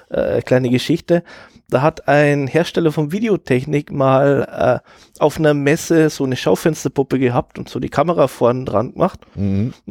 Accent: Bavaria, Germany; also ich komme aus Bayern

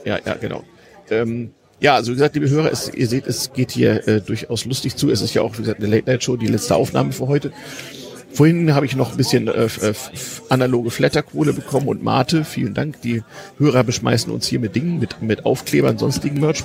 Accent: GDR, East Germany, Germany

